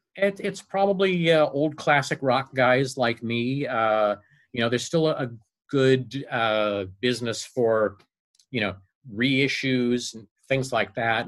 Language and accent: English; Las Vegas, Nevada, United States; moved away as an adult; now in Los Angeles, United States; I studied broadcasting at UNLV when I because I grew up in Vegas